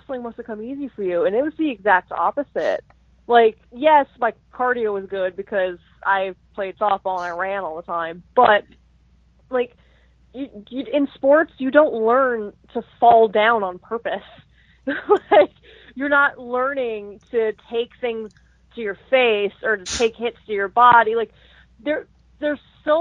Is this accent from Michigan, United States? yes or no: no; Las Vegas, Nevada, United States; I was born and raised in Las Vegas